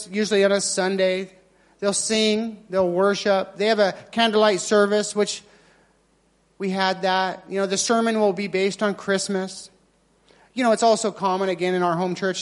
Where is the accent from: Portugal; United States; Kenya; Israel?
United States; moved away; I'm American, so we have our traditions